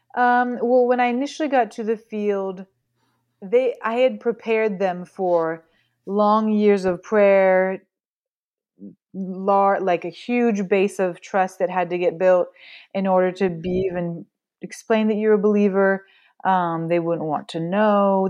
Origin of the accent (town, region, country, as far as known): Pacific Northwest, United States; born or raised there; moved away as an adult; now in France